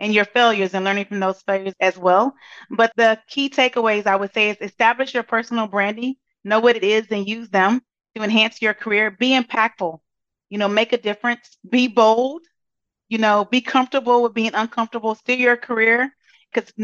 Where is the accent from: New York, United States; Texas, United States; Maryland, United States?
Texas, United States; Brazoria; I am from a small town outside of Houston. I normally say Houston because it's easier, but my population was about 4,000 people